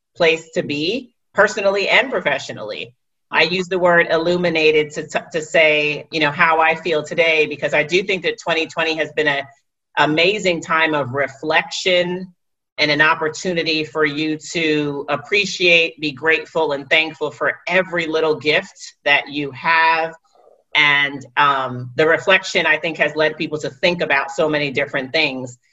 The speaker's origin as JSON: {"language": "English", "town": "New York City", "region": "New York", "country": "United States", "said": "go back to New York City, to Wall Street"}